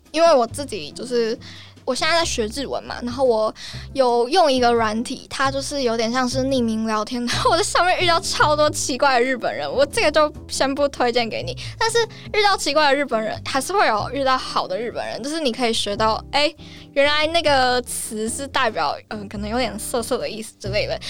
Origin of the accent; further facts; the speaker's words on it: Taiwan; 我是台湾人